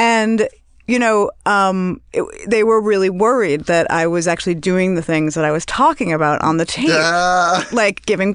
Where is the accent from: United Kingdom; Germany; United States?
United States; New York City, New York; I'm from Brooklyn